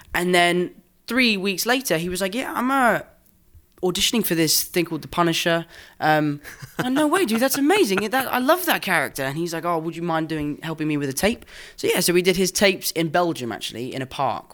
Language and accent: English; England, United Kingdom; accent: English; I'm English